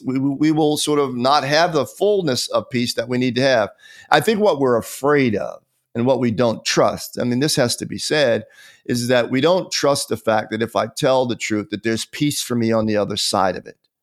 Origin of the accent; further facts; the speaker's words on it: Pennsylvania, United States; now in Atlanta, United States; as a child growing up in Pennsylvania